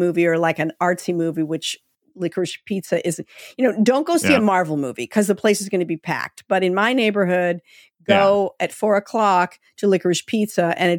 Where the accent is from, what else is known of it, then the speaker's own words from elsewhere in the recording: Long Beach, California, United States; born there; I was born in Long Beach, California